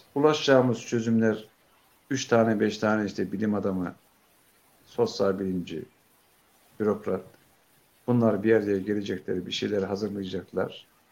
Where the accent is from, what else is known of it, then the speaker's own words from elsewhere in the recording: a village about 40 km from Beypazarı, Ankara, Turkey; moved away; Benim bulunduğum kaza çıktır e, Beypazarı'na yakın 40 kilometre mesafede